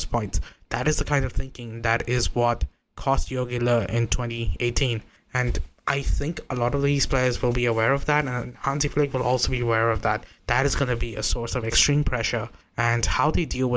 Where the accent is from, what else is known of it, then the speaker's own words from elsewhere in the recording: India; I'm not even from that hemisphere. I'm from India.